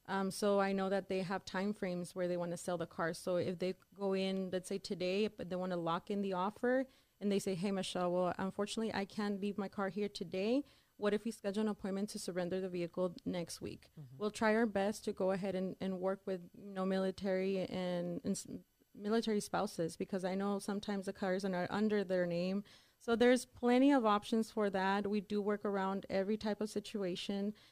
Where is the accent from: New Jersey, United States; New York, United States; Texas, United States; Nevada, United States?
Texas, United States; El Paso; also born or lived in Dallas; I am from El Paso, Texas